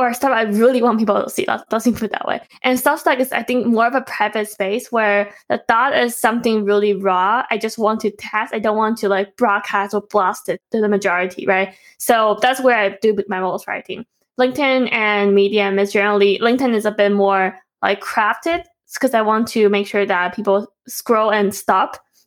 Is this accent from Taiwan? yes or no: yes; Taipei, Taiwan; moved away; we grew up in Taipei